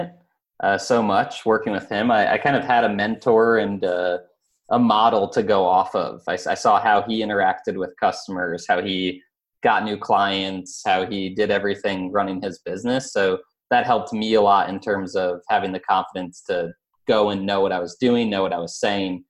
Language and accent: English; Albany, New York, United States; I grew up in Albany, New York, which is upstate New York